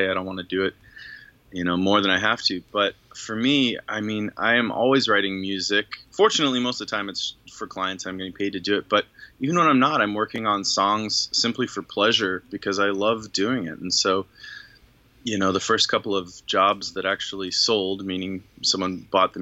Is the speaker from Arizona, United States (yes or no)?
yes; Arizona, United States; moved away as an adult; also born or lived in Tucson, Arizona / Los Angeles; I'm from Arizona. Grew up in a very little town